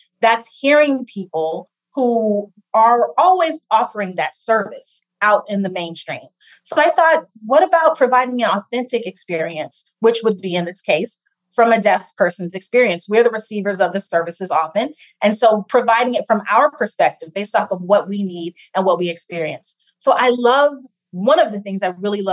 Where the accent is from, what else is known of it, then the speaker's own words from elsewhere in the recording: Ohio, United States; also born or lived in Massachusetts; I grew up in Ohio, so I'm a Midwesterner